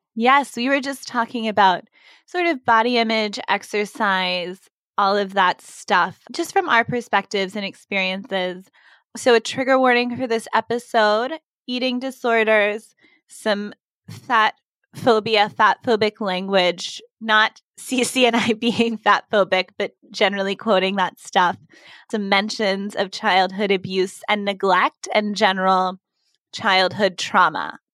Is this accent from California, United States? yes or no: no; Texas, United States; moved away; when I was a kid growing up in Texas